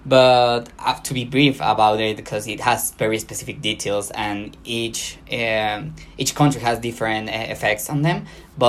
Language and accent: English; Mexico; also born or lived in Mexico City